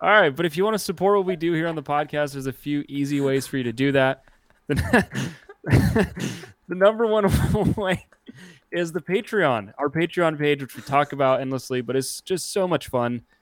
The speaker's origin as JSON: {"language": "English", "country": "Canada", "moved": "yes", "said": "I am Canadian, and I don't live in Canada"}